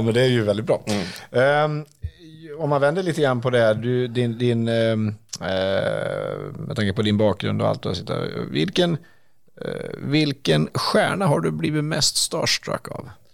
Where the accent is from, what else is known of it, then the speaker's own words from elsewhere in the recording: Dalarna County, Sweden; also born or lived in Stockholm; now in Örebro, Sweden; jag är ju inte urnärking själv, jag är dalmas ursprungligen.